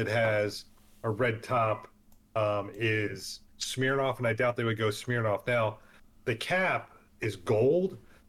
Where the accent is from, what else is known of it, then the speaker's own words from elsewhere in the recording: Pennsylvania, United States; moved away; I'm from Pennsylvania